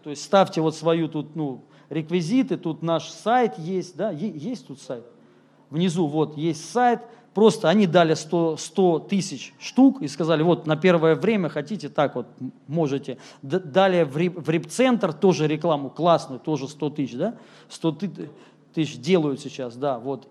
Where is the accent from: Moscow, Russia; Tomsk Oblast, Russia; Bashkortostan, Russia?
Moscow, Russia; moved away as an adult; also born or lived in Rostov-on-Don; я сам москвич, если кто-то не знает, родился здесь.